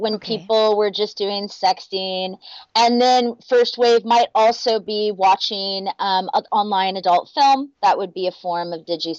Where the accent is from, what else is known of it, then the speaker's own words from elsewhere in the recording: Houston, Alaska, United States; now in Minneapolis-St. Paul, United States; I grew up in Houston, Alaska